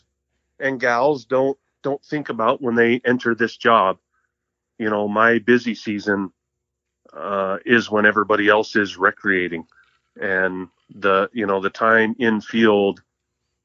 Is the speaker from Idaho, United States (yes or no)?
yes; Mountain Home, Idaho, United States; also born or lived in Moscow, Idaho; I grew up in southwest Idaho. I grew up in Mountain Home. Born and raised in Mountain Home.